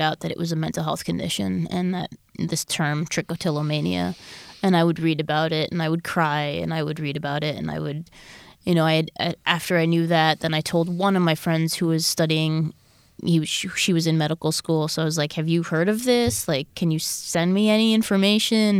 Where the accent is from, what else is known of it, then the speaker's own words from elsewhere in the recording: Long Island, New York, United States; I grew up in Long Island, New York